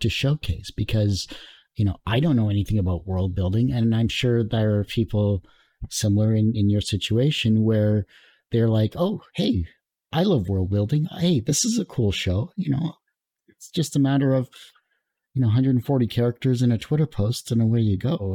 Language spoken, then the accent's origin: English; Canada; being Canadian, so I'm in, like, double trouble for that because, you know, we don't like to promote ourselves